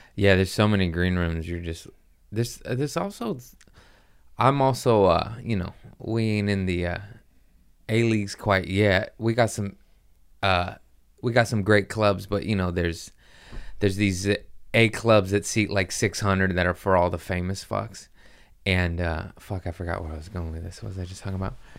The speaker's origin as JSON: {"language": "English", "town": "Los Angeles", "region": "California", "country": "United States", "tie": "born or raised there", "said": "Los Angeles, uh, my hometown"}